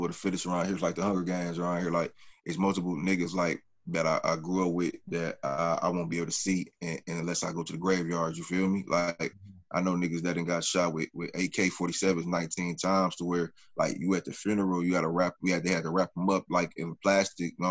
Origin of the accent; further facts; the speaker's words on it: Midwest, United States; I'm from the Midwest.